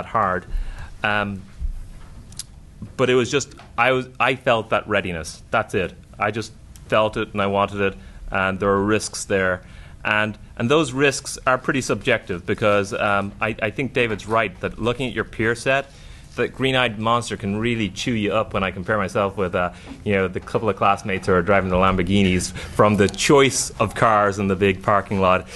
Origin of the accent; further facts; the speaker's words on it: Dublin, Leinster, Ireland; moved away as an adult; also born or lived in New York; I grew up in Dublin when it was huge unemployment